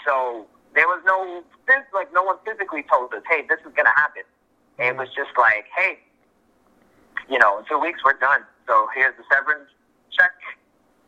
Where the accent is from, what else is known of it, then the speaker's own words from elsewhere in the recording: New York City, New York, United States; I'm a southpaw from the South Bronx